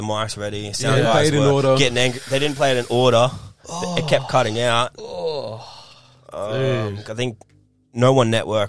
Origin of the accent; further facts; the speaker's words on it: Sunshine Coast, Queensland, Australia; because I'm actually from the Sunshine Coast.